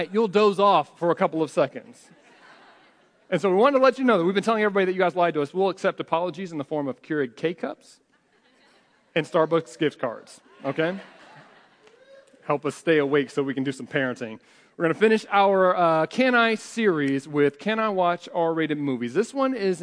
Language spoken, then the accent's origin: English; United States; we're American